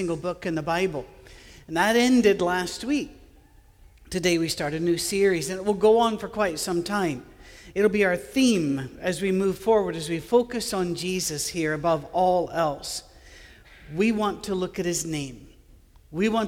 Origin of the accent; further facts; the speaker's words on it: Scotland, United Kingdom; I'm a Scottish guy with an Irish first name